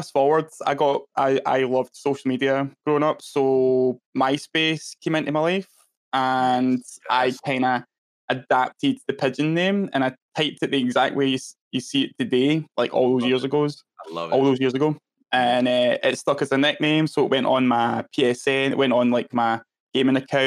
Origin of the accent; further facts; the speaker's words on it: Scotland, United Kingdom; even though I'm Scottish, I've also got a whole set of slang and jargon that I use that people might not understand